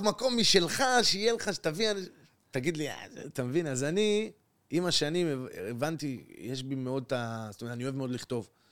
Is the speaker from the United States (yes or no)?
no; Acre, Northern District, Israel; moved away as an adult; now in Tel Aviv, Israel; באתי מעכו לתל אביב